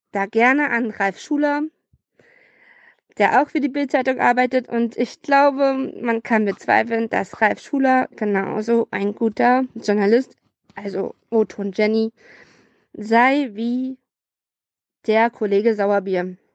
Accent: Brandenburg, Germany; ich komme auch aus Brandenburg

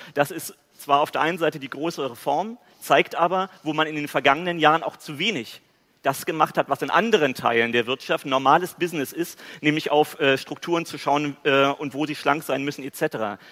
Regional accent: East Germany, Germany; ich als Ostdeutscher

